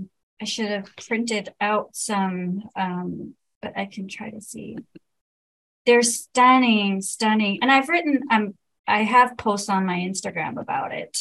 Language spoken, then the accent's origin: English; Lahore, Punjab, Pakistan; moved away; where I grew up in Lahore